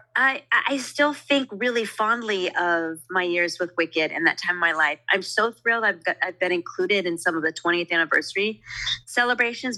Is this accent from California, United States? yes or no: yes; Southern California, United States; moved away; I'm from Southern California